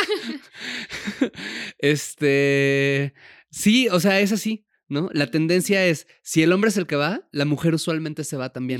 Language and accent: Spanish; Puebla, Mexico; moved away; cuando yo me fui de Puebla, que es de donde crecí